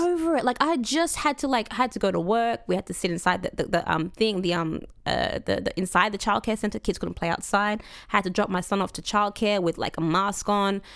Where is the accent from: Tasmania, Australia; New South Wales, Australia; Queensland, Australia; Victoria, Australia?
Victoria, Australia; Coburg; I grew up in Coburg